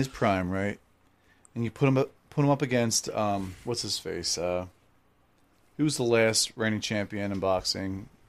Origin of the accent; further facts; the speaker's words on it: Philadelphia, Pennsylvania, United States; I'm from Philly.